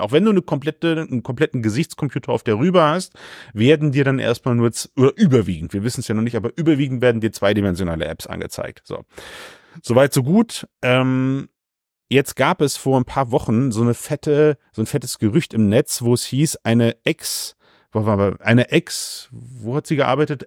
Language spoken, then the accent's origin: German; Germany; ich bin Deutscher